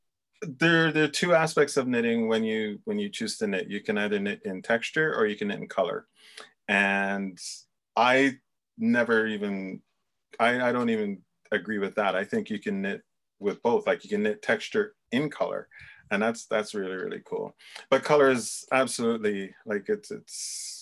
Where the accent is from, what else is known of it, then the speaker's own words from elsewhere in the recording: Jamaica; I was born in Jamaica, but I've traced my lineage back a little bit. And there is Scottish and Irish descent in there too